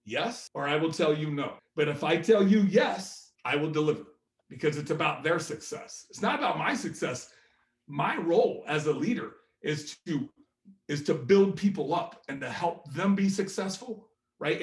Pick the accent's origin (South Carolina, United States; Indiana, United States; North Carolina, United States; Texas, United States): Indiana, United States; Indianapolis; Being from Indianapolis